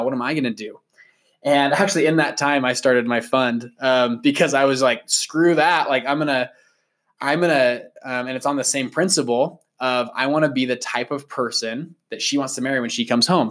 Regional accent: Sandy, Utah, United States; we grew up in Sandy, Utah.

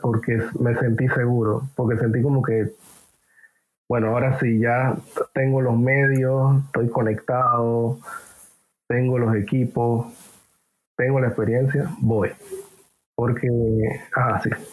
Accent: Panama City, Panama; yo vengo de Parque Lefebvre, ciudad de Panamá. Crecí, creo que en un barrio humilde

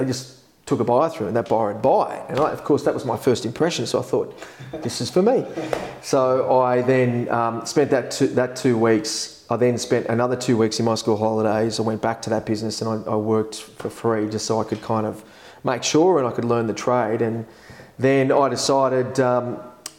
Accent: Epping, New South Wales, Australia; I grew up in Epping

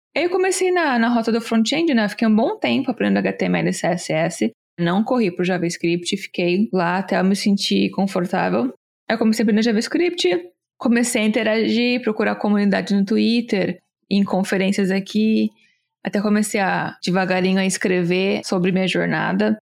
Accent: Brazil; moved away as an adult; also born or lived in Chicago / New York; now in United States

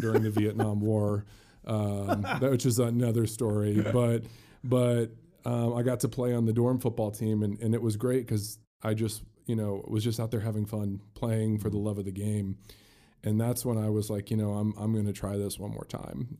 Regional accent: South Bend, Indiana, United States; also born or lived in Louisville, Kentucky; I mentioned I was born in Kentucky. I moved to South Bend. My parents have a business in South Bend, and, and I grew up just, Notre Dame was the goal in my life

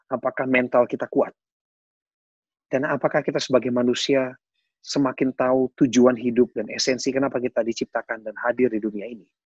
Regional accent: West Java, Indonesia; born there; Dan saya percaya meskipun saya dilahirkan di Jawa Barat

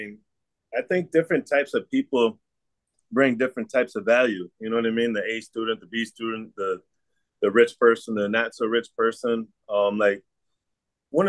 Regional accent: Elmira, New York, United States; I grew up on the East Side or whatever, the bad section in Elmira

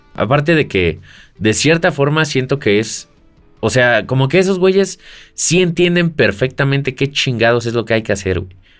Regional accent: Mexico; Yo soy mexicano

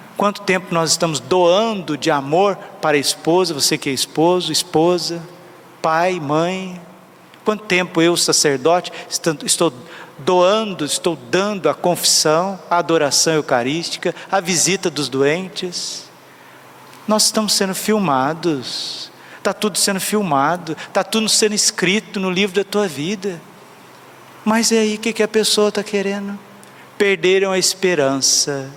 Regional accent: Brazil; eu sou brasileiro, eu amo o país, rezo por ele

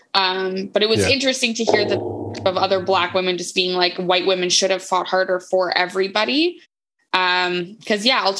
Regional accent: Moncton, New Brunswick, Canada; I'm from Moncton

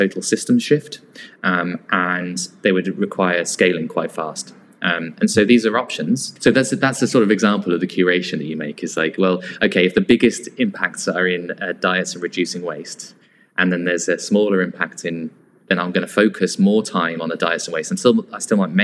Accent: near Northampton, middle of England, East Midlands, United Kingdom; I was in grew up in the middle of England, so near Northampton

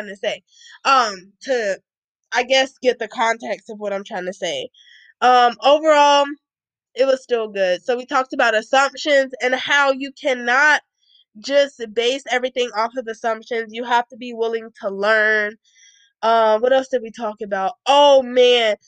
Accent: United States; I'm literally American

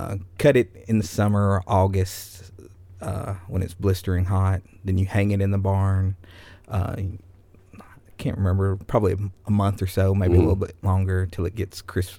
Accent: Smith County, Tennessee, United States; I grew up in Smith County. It's about an hour and a half from here on a farm.

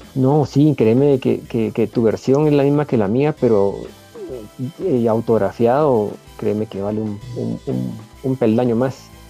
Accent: Guatemala; en mi país

